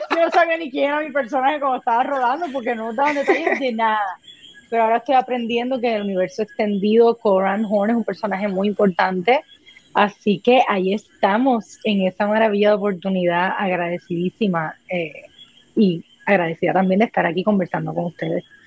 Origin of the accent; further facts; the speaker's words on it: Puerto Rico; soy una actriz puertorriqueña, llevo haciendo eh, teatro y cine en Puerto Rico muchos años